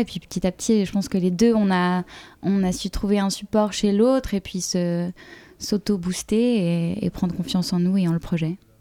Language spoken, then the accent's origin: French; Switzerland; on est suisse